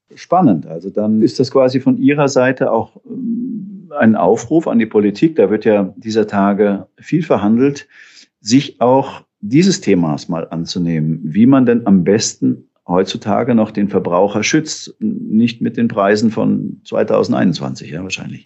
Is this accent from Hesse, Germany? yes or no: yes; Hesse, Germany; da bin ich noch äh, Fahrrad gefahren als Junge auf der Autobahn im Hessischen